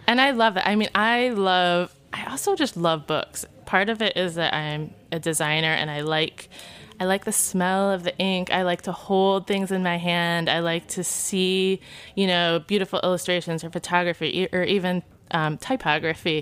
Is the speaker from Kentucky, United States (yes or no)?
no; Niles, Michigan, United States; moved away; also born or lived in Kalamazoo, Michigan; I'm from Niles. Uh, went to school in Kalamazoo